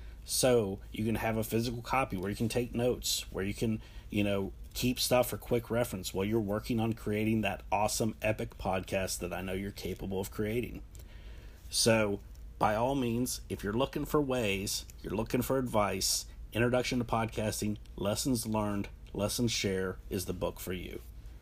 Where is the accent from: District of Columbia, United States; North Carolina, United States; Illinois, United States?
North Carolina, United States; And so I was telling people, like, yeah, I'm from North Carolina, where this happened. I'm from there.